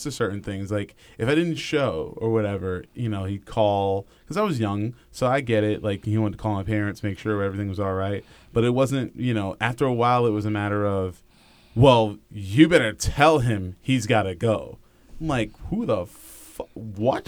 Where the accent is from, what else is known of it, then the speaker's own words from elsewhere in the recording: New York, United States; I'm from New York.